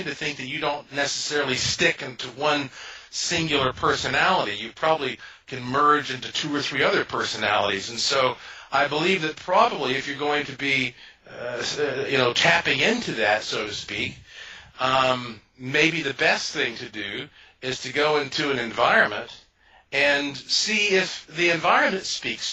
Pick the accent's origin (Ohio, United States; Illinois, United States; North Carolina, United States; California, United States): North Carolina, United States; Asheville; I was born and raised in Asheville, North Carolina, which is the heart of the oldest mountains in North America.